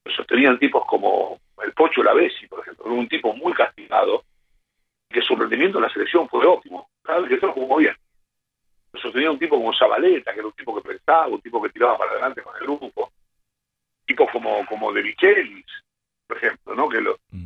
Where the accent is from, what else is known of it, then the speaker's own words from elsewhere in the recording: Quilmes, Buenos Aires Province, Argentina; Yo me vivía en Don partido de Quilmes